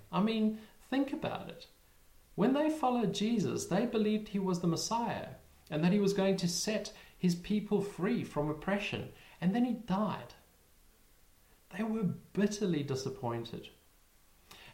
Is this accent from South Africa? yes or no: yes; South Africa; now in United Kingdom; we live in the UK, but we're originally from South Africa